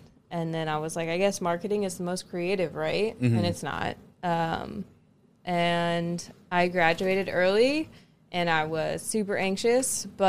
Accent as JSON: {"language": "English", "town": "Franklin", "region": "Indiana", "country": "United States", "tie": "born or raised there", "also_born_or_lived": "Germany", "moved": "as an adult", "said": "I'm from Franklin, Indiana. Born and raised."}